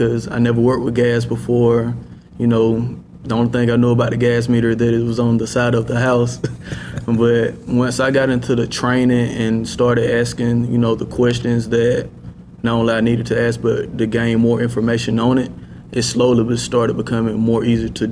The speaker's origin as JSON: {"language": "English", "town": "Thomaston", "region": "Georgia", "country": "United States", "moved": "as an adult", "lives_now": "Atlanta, United States", "said": "Thomaston, Georgia. It's, say, roughly an hour and a half south of Atlanta."}